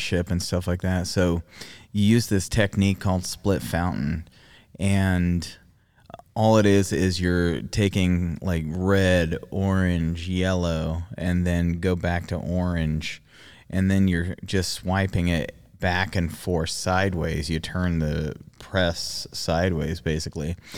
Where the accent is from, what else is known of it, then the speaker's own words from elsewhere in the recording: Australia; moved away; I grew up in Australia